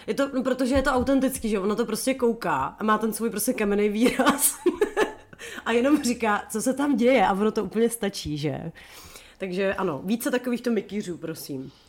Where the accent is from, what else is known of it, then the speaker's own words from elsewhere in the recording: Chomutov, Ústí nad Labem Region, Czechia; u nás v Chomutově